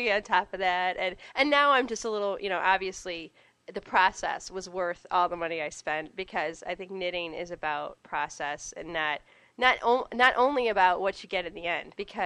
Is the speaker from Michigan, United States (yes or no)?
yes; Detroit, Michigan, United States; also born or lived in Grand Rapids; I'm from Metro Detroit